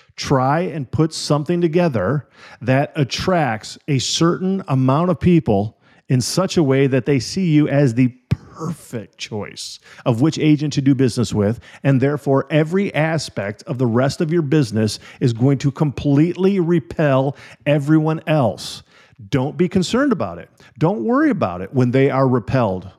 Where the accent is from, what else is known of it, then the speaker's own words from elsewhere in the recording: Illinois and Wisconsin, Midwest, United States; moved away; also born or lived in California; When I was a little kid, I grew up in Illinois and Wisconsin